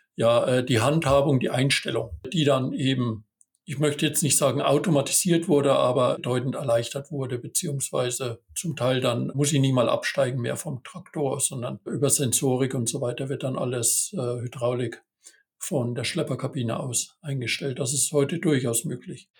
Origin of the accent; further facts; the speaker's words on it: Bavaria, Germany; moved away as an adult; also born or lived in Thuringia / Westphalia-Lippe; gebürtiger Bayer und habe da auch meine Ausbildung gemacht